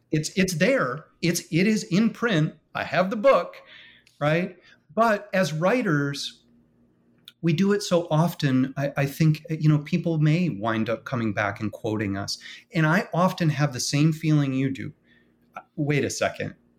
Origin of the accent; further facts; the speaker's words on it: Michigan, United States; now in West Palm Beach, United States; when I was a boy growing up in Michigan